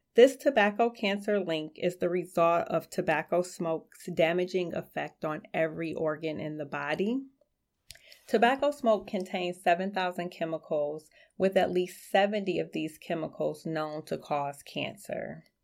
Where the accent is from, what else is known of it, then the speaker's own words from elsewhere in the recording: Detroit, Michigan, United States; I grew up in Southwest Detroit, um, a very small, close-knit community